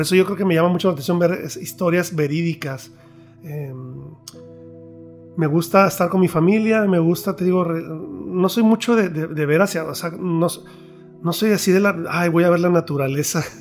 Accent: Mexico; yo soy mexicano

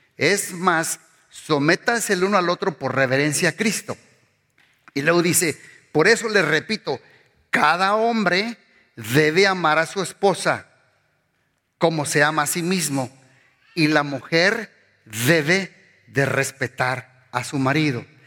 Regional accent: Mexico; moved away; pues yo soy mexicano.

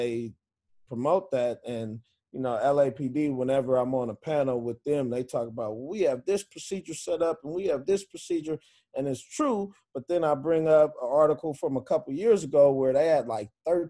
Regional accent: Inglewood, California, United States; now in Los Angeles, United States; I'm from Inglewood. The gang in the neighborhood I grew up in mainly was Inglewood family

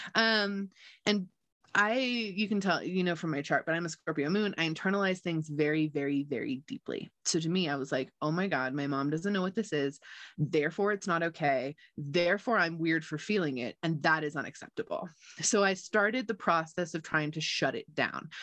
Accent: United States; also born or lived in Gardnerville, Nevada; I grew up in Lake Tahoe. I was lucky enough to be born and raised here.

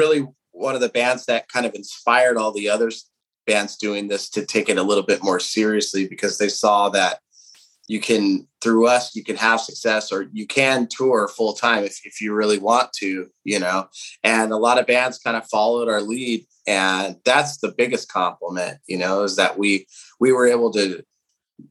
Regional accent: Southern California, United States; we come from Southern California, where we've been dominated by punk and hardcore, especially the town that we came from

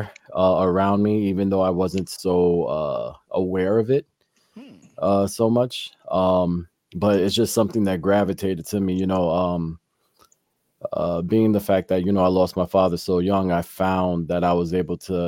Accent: New York City, New York, United States; I was born and raised here in the Bronx, New York

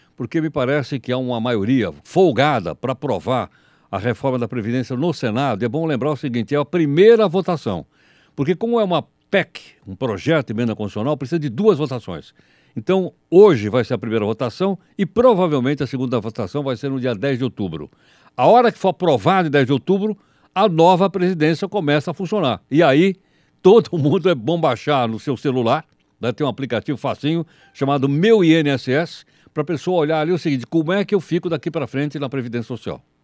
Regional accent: São Paulo, Brazil; eu conheço bem o Centrão, nasci no Centrão

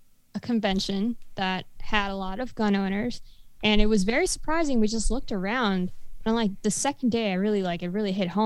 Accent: Florida, United States; We hail from South Florida

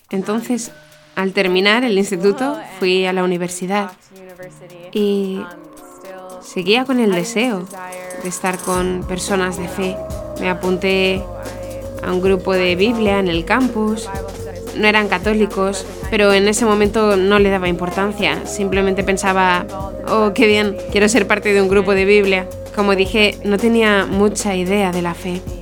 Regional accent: Blaine, Minnesota, United States; Spanish is a second language; moved away as an adult; now in Ireland; yo crecí en Minnesota, en un pueblo llamado Blaine. Um, crecí en una familia católica.

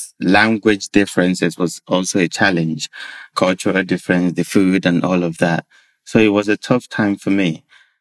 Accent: Nigeria; moved away as an adult; I grew up in Nigeria with what I would describe as a fair upbringing

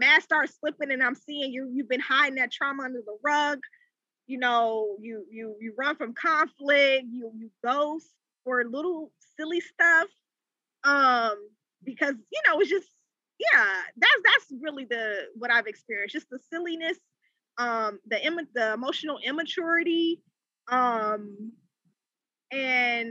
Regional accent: Charlotte, North Carolina, United States; moved away as an adult; also born or lived in Washington, D.C. / Maryland / Virginia area; I'm from Charlotte. I recently relocated back to Charlotte, but I've been primarily in the DMV, so the DC, Maryland, Virginia area for majority of my career

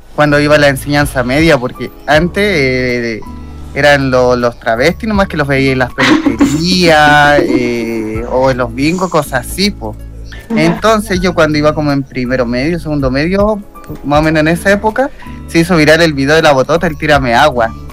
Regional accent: Chile; also born or lived in Santiago; yo soy un transformista chileno.

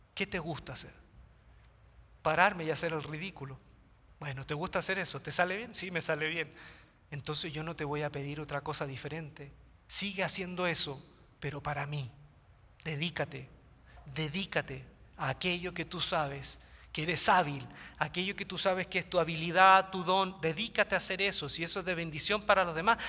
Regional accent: Quilpué, Valparaíso, Chile; mi ciudad natal, Quilpué, queda cerca de Viña del Mar, Chile, litoral central

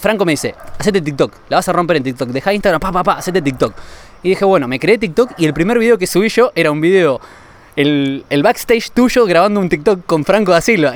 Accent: Argentina; como ciudadano europeo y no como argentino

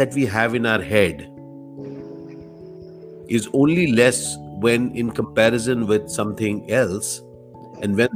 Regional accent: Delhi, India; I grew up in Delhi, and I was doing theater from a very early age

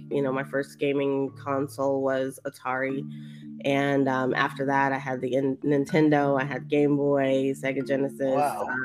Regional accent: Colorado, United States; born or raised there; also born or lived in East Coast of the US; now in East Coast, United States

